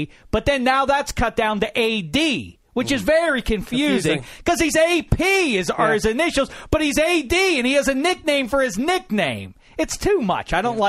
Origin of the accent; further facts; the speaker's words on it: Pittsburgh, Pennsylvania, United States; now in Los Angeles, United States; Now, I'm from Pittsburgh, as I mentioned, and we're now in Los Angeles.